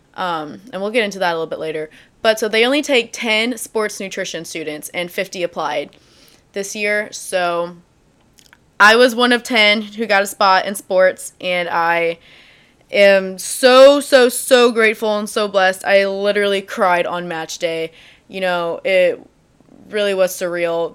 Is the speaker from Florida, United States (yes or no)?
no; DeSoto, Missouri, United States; also born or lived in St. Louis, Missouri; you're from DeSoto, Missouri